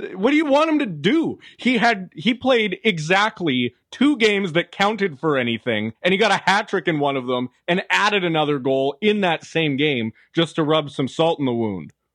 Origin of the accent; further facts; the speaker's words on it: Canada; as a Canadian